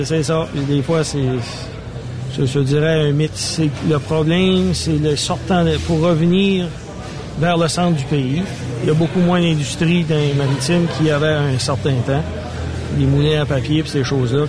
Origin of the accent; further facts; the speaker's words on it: Edmundston, New Brunswick, Canada; also born or lived in Saint-Louis-du-Ha! Ha!; je suis natif d'Edmundston